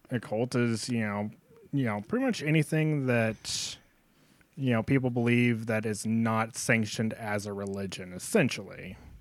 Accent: North Dakota, United States; I'm from North Dakota. That means I'm a oil field trash

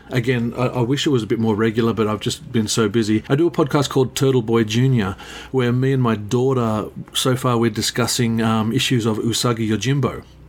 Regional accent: Queanbeyan, New South Wales, Australia; my hometown here

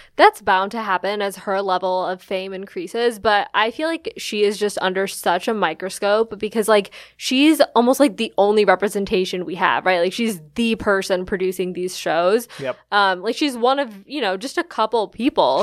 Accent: Chicago, Illinois, United States; I grew up in Chicago.

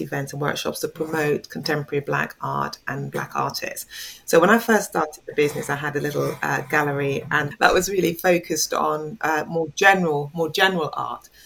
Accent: England, United Kingdom; also born or lived in Jamaica; now in London, United Kingdom; I am originally from Jamaica, but I came to England when I was quite a small child. So I've mm. lived here

